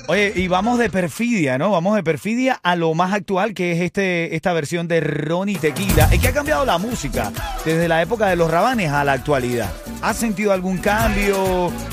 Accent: Venezuela; Yo soy venezolano

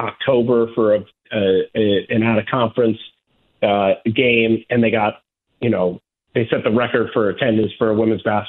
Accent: New York, United States; I grew up in New York

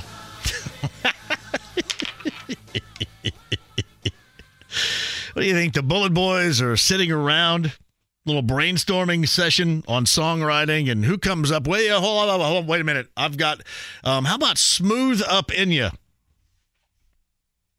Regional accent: Greene County, Indiana, United States; now in Indianapolis, United States; we came up on a field trip from Greene County in 1987 or 88

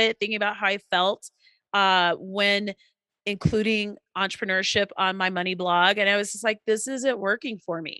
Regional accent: Colorado, United States; I'm from Colorado.

